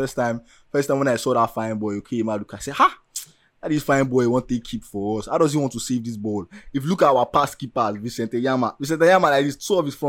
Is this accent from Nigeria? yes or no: yes; Nigeria; we are so Nigerian